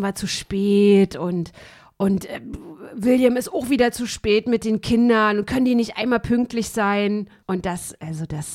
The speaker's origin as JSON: {"language": "German", "region": "East Germany", "country": "Germany", "tie": "born or raised there", "said": "ich irgendwie als Kind in der DDR"}